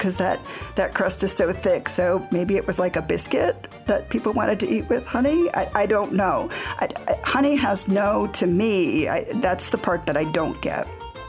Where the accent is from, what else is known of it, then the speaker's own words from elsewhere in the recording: Connecticut, United States; I come from Connecticut, which is part of the Pizza Belt